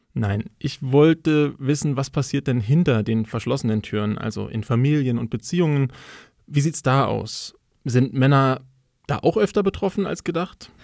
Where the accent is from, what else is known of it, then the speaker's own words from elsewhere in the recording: Berlin, Germany; Also ich bin in Berlin aufgewachsen